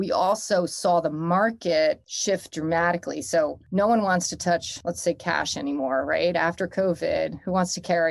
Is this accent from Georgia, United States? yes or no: no; Northern New Jersey, United States; now in New York City, United States; I'm from Northern New Jersey